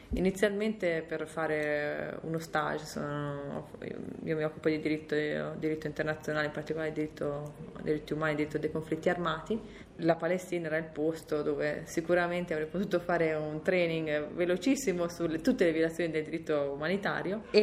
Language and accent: Italian; Carrara, Tuscany, Italy; vengo da Carrara.